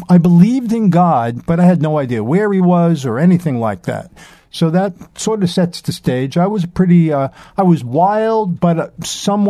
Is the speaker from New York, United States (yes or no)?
yes; New York City, New York, United States; I grew up in Brooklyn, New York, during a very turbulent time in the 60s and 70s